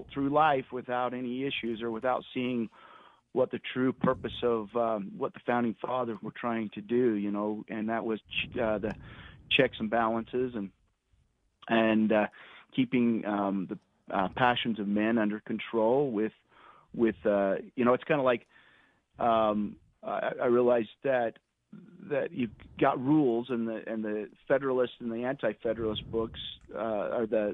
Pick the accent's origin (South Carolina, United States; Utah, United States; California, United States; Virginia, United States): Utah, United States; Parowan; I'm a Utah native. I grew up in Parowan